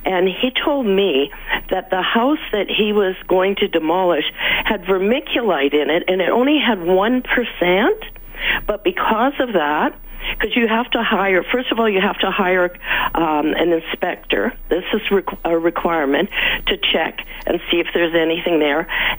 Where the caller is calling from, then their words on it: Edmonton, Alberta, Canada; I'm from West Jasper Sherwood. I'm just phoning.